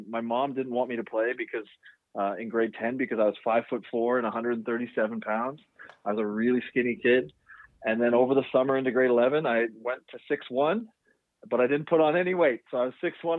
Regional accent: Montreal, Quebec, Canada; growing up in Montreal, until we were about 9 years old

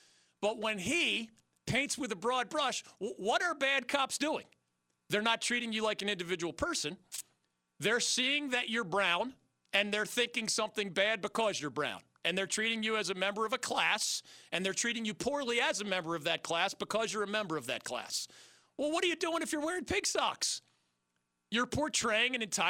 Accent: Philadelphia, Pennsylvania, United States; moved away as an adult; also born or lived in Miami; now in North Carolina, United States; my hometown of Philadelphia

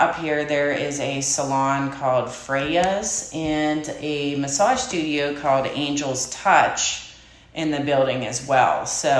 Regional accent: Saxonburg, Pennsylvania, United States; also born or lived in Sarver; I'm from Saxonburg. Okay. Born and raised, so I just moved one town over.

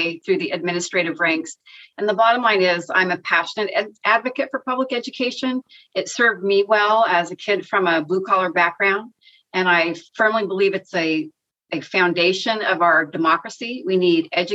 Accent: Northern California, United States; now in Orange County, United States; I grew up in Northern California in this tiny little mountain town, 1,500 people

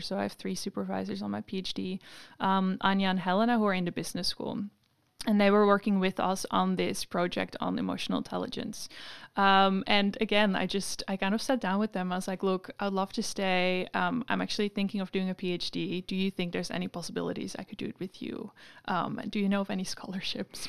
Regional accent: Amsterdam, North Holland, Netherlands; moved away as an adult; now in Sydney, Australia; I'm from Amsterdam

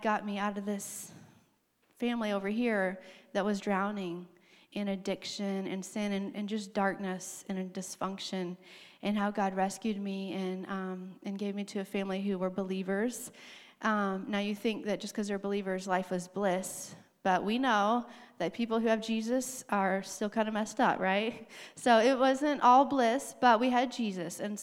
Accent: Arkansas, United States; moved away; I grew up in Arkansas

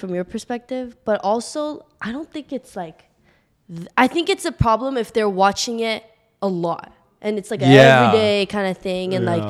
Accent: Irvine area, California, United States; I'm from 9 for 9.

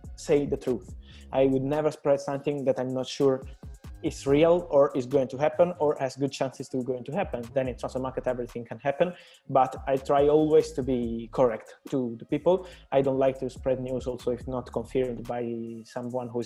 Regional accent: Naples, Campania, Italy; moved away as an adult; now in Milan, Italy; Then I was from Napoli, another city here in Italy

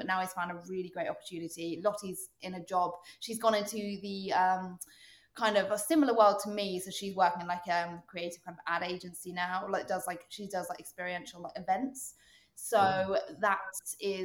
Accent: United Kingdom; moved away as an adult; also born or lived in London; now in Toronto, Canada; I love being British and I try to keep my own like mannerisms

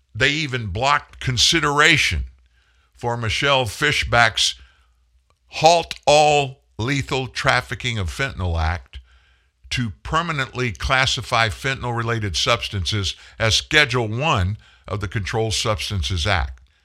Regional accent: Lafayette, Louisiana, United States; Lafayette, Louisiana, my hometown

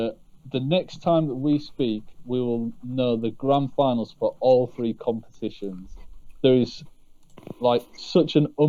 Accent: England, United Kingdom; as an English person.

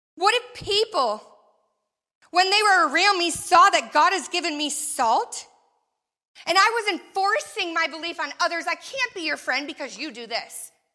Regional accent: Canada; moved away as an adult; also born or lived in Florida; I grew up in Canada

